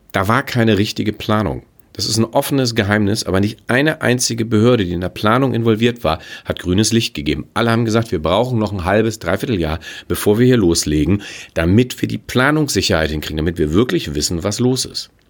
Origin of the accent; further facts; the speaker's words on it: Hamburg, Germany; Ich bin Hamburger. Ich will jetzt gar nicht mal auf andere Projekte in der Welt schauen. Ich gucke mir einfach unser großes Desaster in Hamburg an.